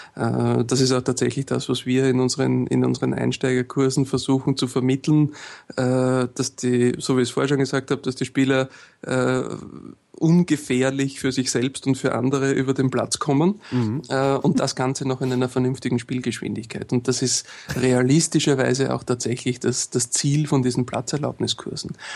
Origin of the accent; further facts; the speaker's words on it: Austria; bei uns in Österreich